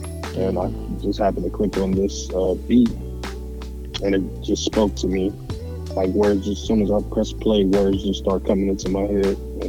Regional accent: Louisville, Kentucky, United States; I'm from Louisville, Kentucky.

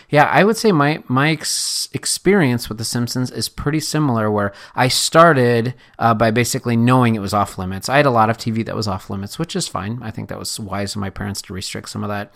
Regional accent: Correctionville, Iowa, United States; moved away; growing up in Correctionville, Iowa

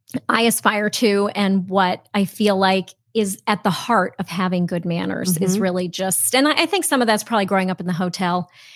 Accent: Vermont, United States; I grew up in southern Vermont. My parents were in the ski business, actually.

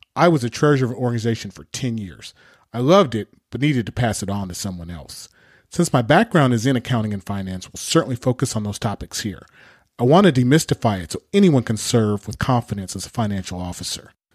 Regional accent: Pasadena, California, United States; also born or lived in Berkeley, California; I'm a native Californian. I grew up in Southern California, Pasadena to be exact

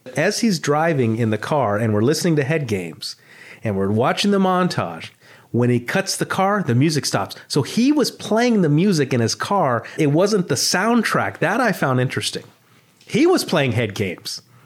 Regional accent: Los Angeles, California, United States; growing up in the San Fernando Valley in the eighties and nineties

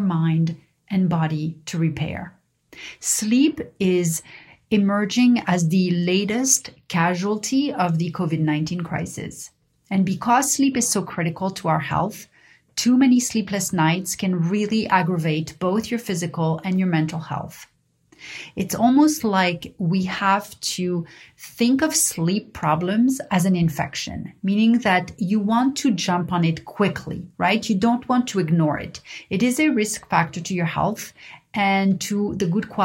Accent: Paris, Île-de-France, France; growing up in Paris

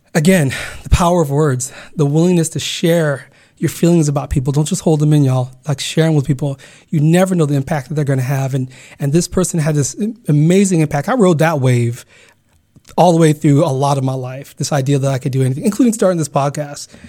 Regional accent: Garden Grove, California, United States; also born or lived in Uganda / Carson, California; growing up in Garden Grove, California

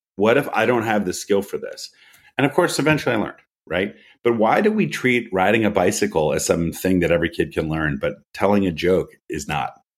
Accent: United States; moved away as an adult; also born or lived in Philadelphia / San Francisco / New York; I grew up sailing on the Chesapeake Bay with my dad

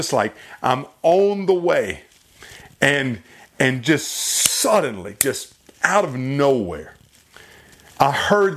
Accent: York, South Carolina, United States; my hometown, York, South Carolina.

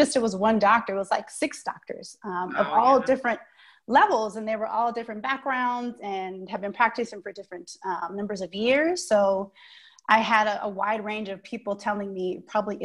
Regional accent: Oakland, California, United States; now in Twin Cities, United States; I'm from the Bay Area, like you said, Oakland

